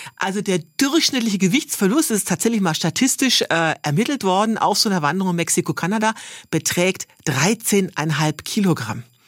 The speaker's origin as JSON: {"language": "German", "region": "Bavaria", "country": "Germany", "said": "ich komme jetzt zwar äh, aus Bayern und nicht aus Schwaben"}